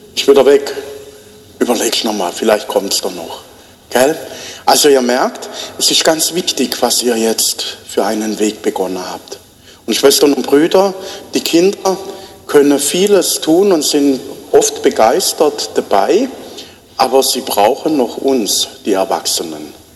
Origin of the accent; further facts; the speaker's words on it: Black Forest, Baden-Württemberg, Germany; now in Bruchsal, Germany; bei uns im Schwarzwald